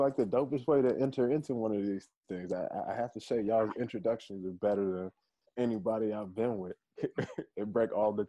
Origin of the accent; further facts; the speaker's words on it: Charlotte, North Carolina, United States; I'm from the Queen City, from Charlotte. Grew up in Hidden Valley, you know, right in between Tryon and Sugar Creek. And so home will always be the city.